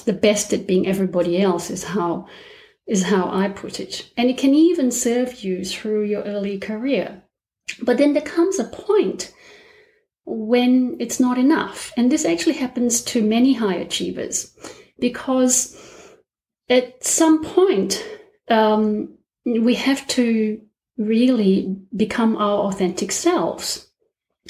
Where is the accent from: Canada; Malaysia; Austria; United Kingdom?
Malaysia; moved away as an adult; also born or lived in Melbourne, Australia; now in Australia; I'm Malaysian, and I already have a complicated ethnic background. In Malaysia, we have three races